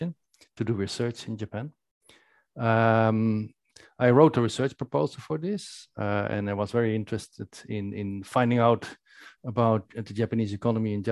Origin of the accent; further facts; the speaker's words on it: Netherlands; In the Netherlands, I spent my youth